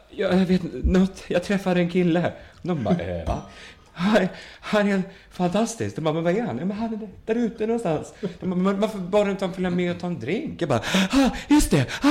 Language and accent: Swedish; Sweden; jag var från Sverige